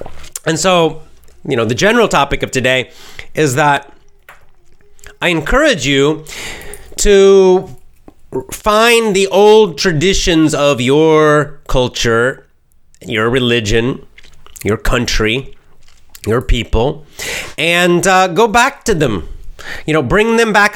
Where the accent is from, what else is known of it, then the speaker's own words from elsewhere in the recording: the American South, United States; I'm a Southerner